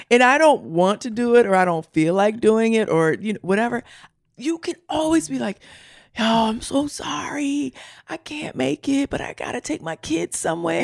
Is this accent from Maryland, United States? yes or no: yes; Baltimore, Maryland, United States; I'm from Baltimore